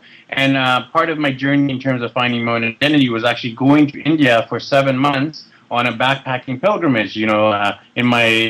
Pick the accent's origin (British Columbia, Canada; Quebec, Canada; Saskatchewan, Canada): British Columbia, Canada; Vancouver; moved away as an adult; also born or lived in Europe / Japan / Australia; I'm born and raised in Vancouver, Canada, so the opposite side of the continent from you over there in New York. So I was born and raised in Vancouver, but I mean, my background is Indian, so both my parents are from India.